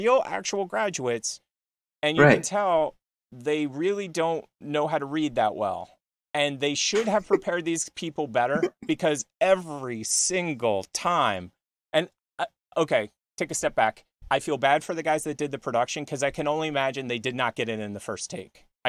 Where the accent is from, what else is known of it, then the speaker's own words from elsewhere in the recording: Philadelphia, Pennsylvania, United States; moved away; I grew up in Philly